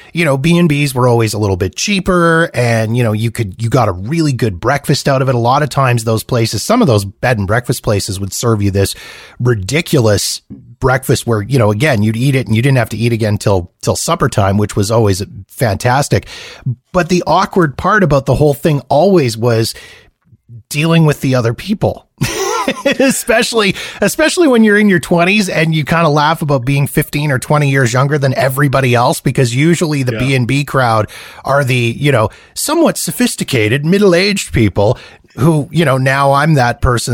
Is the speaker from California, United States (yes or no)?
yes; California, United States; as a Californian